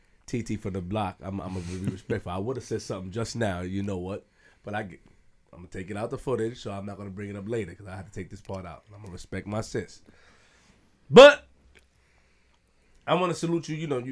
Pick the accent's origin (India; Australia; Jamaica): Jamaica; I'm Jamaican and Haitian.